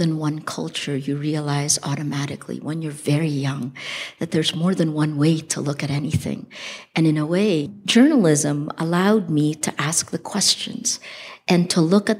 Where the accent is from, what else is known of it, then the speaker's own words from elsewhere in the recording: Philippines; moved away; And I chose the Philippines.